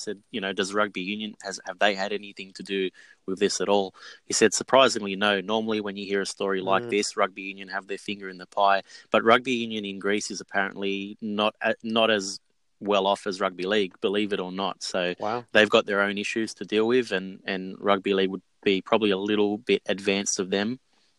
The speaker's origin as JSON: {"language": "English", "country": "Australia", "tie": "born or raised there", "said": "Growing up in Australia"}